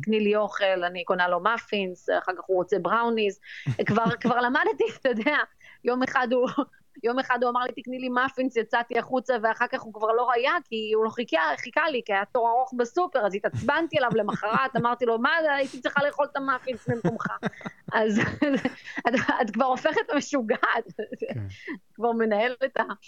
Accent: Israel; now in New York, United States; אני ישראלית, אני יהודייה

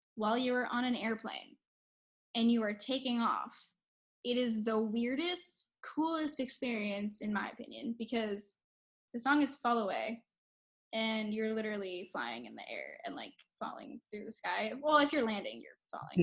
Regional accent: New York City, New York, United States; I'm from New York City.

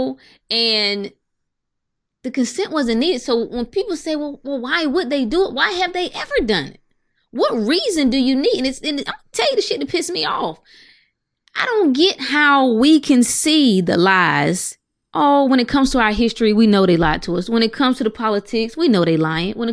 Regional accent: North Carolina, United States; I'm from North Carolina

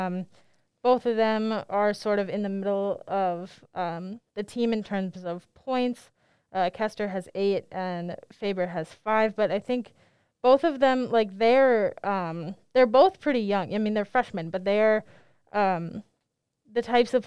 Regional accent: Minneapolis, Minnesota, United States; I'm from Minneapolis

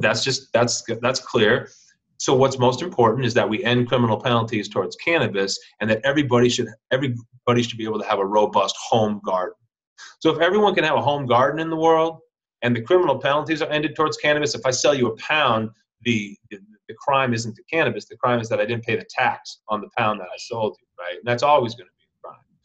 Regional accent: Minneapolis, Minnesota, United States; moved away as an adult; also born or lived in Santa Cruz, California; I'm from Minneapolis, but I moved out to Santa Cruz.

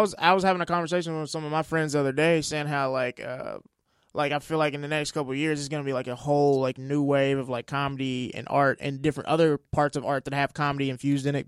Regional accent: Mississippi, United States; moved away as an adult; also born or lived in Oklahoma; now in Los Angeles, United States; I'm from Mississippi originally, but I was going to college in Oklahoma

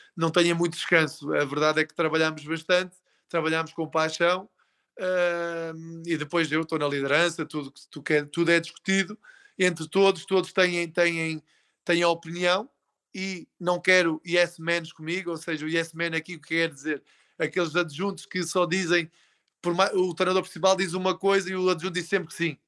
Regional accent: Portugal; Nós temos uma coisa enquanto portugueses

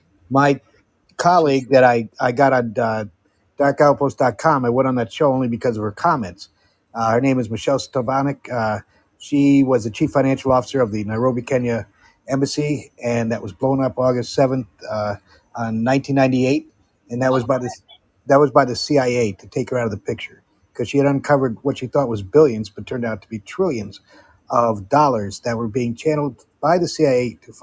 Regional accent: Amsterdam, North Holland, Netherlands; I've been doing the Netherlands, where I grew up in Amsterdam, for the past year and a half

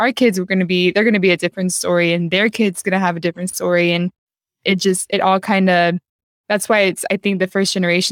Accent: United States; accent: Honduran; I'm Honduran, you know, but like born in the U.S.

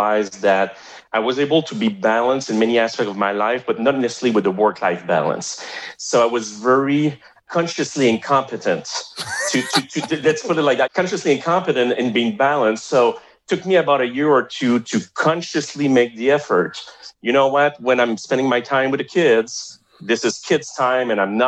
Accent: Montreal, Quebec, Canada; accent: French-Canadian (Montreal); first language French; English is a second language; my accent is from Montreal, right? It's a French-Canadian accent.

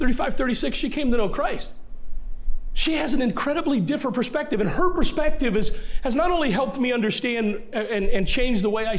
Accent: Elkton, Maryland, United States; now in East Longmeadow, United States; I grew up as a Navy brat. I don't have roots anywhere. I can't go back, and my hometown, I consider my hometown Elkton, Maryland. That is the hometown of my heart. East Longmeadow is the place I've lived the longest, but Elkton, Maryland is the hometown of my heart.

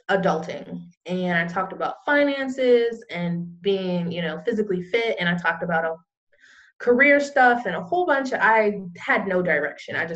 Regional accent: California, United States; now in Florida, United States; I came, I live in Florida now, and I came here from California.

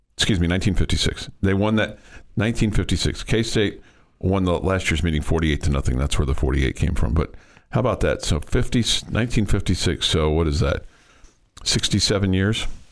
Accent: Kansas City, United States; moved away as an adult; now in Lubbock, United States; growing up in Kansas City, we had a morning and an evening paper

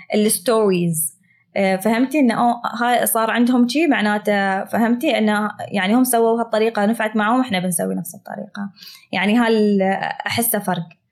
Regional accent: United Arab Emirates; accent: Emirati; بلهجتي الاماراتيه المعروفه

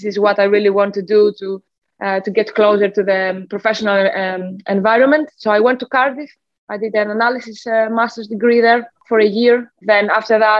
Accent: Athens, Attica, Greece; moved away as an adult; now in England; I did grow up in Athens. So I am from Greece originally. I grew up there.

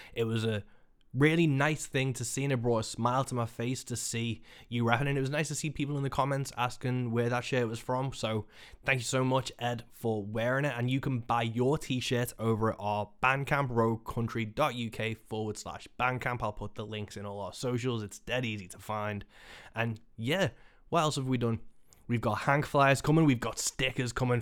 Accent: Birkenhead, North West England, United Kingdom; in Birkenhead, my hometown

